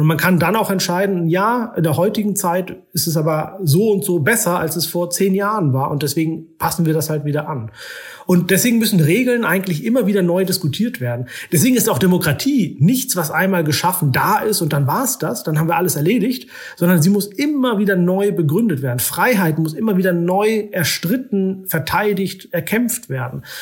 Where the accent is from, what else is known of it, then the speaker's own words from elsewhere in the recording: Oldenburg, Lower Saxony, Germany; moved away as an adult; also born or lived in Istanbul / Islamabad; now in Vienna, Austria; ich komme aus Norddeutschland